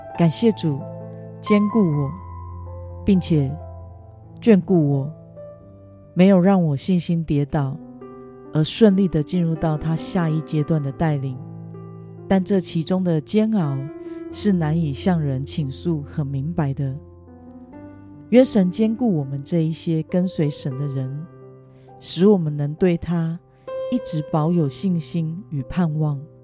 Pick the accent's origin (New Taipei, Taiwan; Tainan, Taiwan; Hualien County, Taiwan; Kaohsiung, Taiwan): Kaohsiung, Taiwan; moved away; 意外带回我的家乡高雄